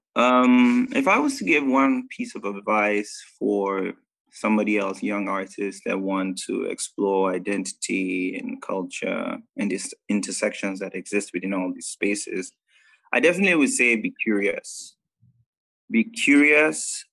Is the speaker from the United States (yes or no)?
no; Nigeria; moved away; I'm a Nigerian Indian. Uh, grew up in Nigeria most of my life.